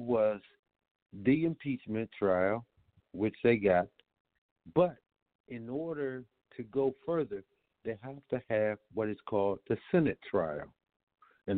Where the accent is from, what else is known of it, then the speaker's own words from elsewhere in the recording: United States; I, as an American citizen